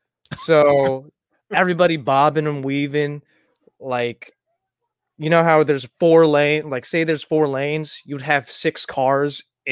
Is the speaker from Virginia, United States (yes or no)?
yes; Virginia, United States; also born or lived in Tucson, Arizona / Michigan / Kansas; I was born in Tucson, Arizona, moved to Michigan, moved to Virginia, then moved to Kansas to stay with my dad for a little bit, and then moved back to Virginia. And then I moved a lot, moved around a lot in Virginia.